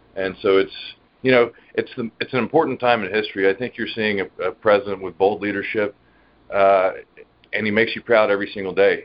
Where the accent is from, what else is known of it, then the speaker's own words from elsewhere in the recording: Dallas, Texas, United States; I'm from Dallas, Texas